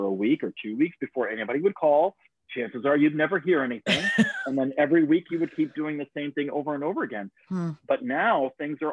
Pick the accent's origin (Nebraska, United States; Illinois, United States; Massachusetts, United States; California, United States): Illinois, United States; moved away as an adult; also born or lived in Ohio; now in New York City, United States; I grew up in Illinois